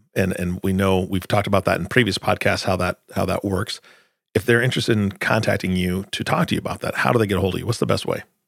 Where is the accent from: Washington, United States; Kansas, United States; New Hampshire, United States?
Washington, United States; moved away; I grew up in Washington